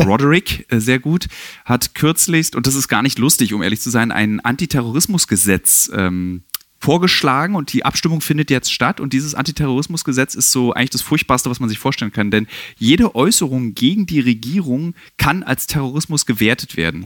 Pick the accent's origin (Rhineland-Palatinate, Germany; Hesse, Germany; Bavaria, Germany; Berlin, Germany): Berlin, Germany; als Berliner